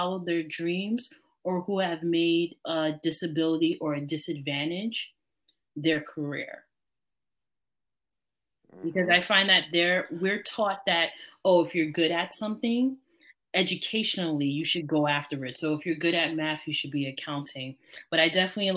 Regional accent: New York, United States; as a New Yorker

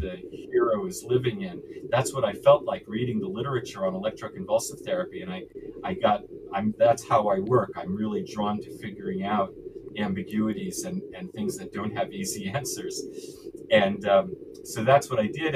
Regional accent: New York City, New York, United States; I was born and raised in New York City

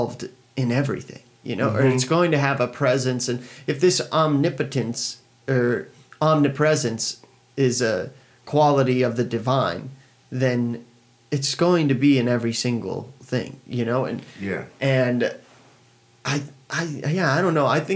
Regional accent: United States; I grew up in America

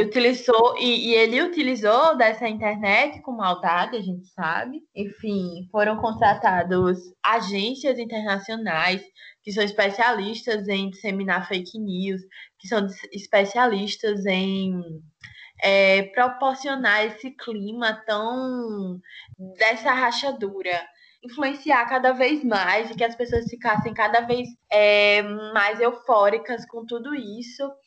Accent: Santa Rita, Paraíba, Brazil; eu sou de Santa Rita

